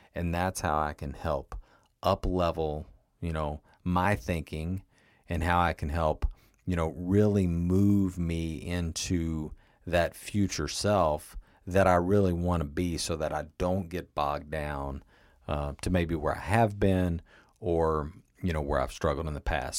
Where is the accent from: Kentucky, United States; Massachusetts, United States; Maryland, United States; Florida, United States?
Kentucky, United States; moved away; my hometown in Kentucky